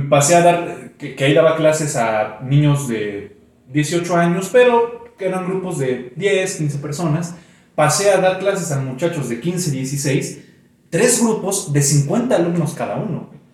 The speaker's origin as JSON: {"language": "Spanish", "country": "Mexico", "tie": "born or raised there", "said": "yo di clases un tiempo en mi pueblo, Tenen York"}